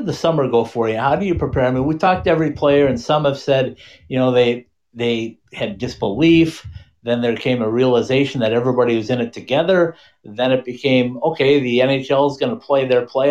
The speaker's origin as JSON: {"language": "English", "area": "Bemidji", "region": "Minnesota", "country": "United States", "tie": "born or raised there", "said": "I'm a Minnesota native, so I grew up just outside of Bemidji"}